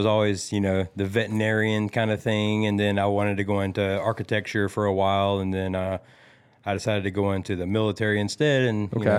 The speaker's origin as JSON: {"language": "English", "town": "North Augusta", "region": "South Carolina", "country": "United States", "tie": "born or raised there", "said": "I did. I grew up in North Augusta, actually. You know, family moved."}